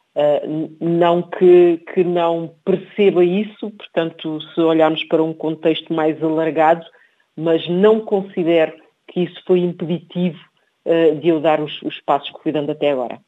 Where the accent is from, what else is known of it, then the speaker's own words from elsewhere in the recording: Portugal; also born or lived in Cape Verde; Nasci em Cabo Verde e vim para Portugal com cerca de três anos de idade